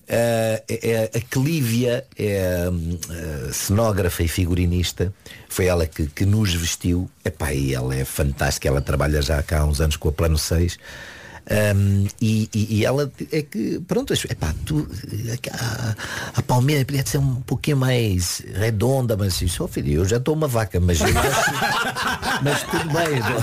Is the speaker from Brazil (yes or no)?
no; Dundo, Lunda Norte, Angola; now in Portugal; Eu nasci em Angola. Sou de Angola.